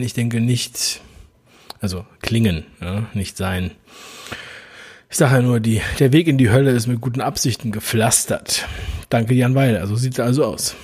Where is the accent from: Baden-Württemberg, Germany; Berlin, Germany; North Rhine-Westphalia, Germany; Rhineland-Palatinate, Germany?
Berlin, Germany; Berlin ist nun mal meine Geburtsstadt